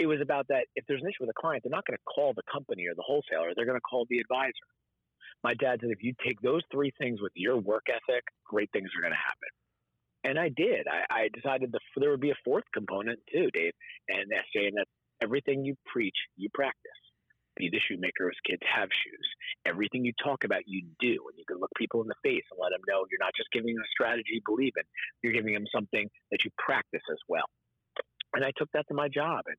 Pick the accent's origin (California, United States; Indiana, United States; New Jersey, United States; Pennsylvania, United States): New Jersey, United States; Parsippany; I grew up outside New York City in northern Jersey